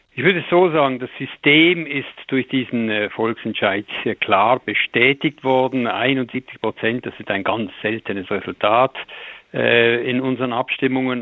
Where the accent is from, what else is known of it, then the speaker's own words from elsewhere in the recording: Switzerland; bei uns, äh, mit unserem kleinen Markt, bei uns ist alles zehnmal kleiner als in Deutschland